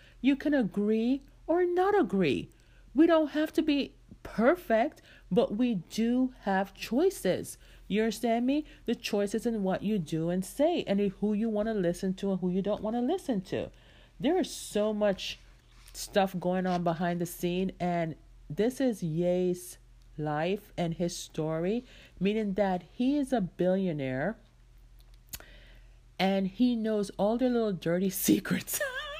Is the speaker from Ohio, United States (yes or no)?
no; New York City, New York, United States; also born or lived in Jamaica; I grew up in New York. Like when I left Jamaica, I came straight to New York, right? And we lived there for several years.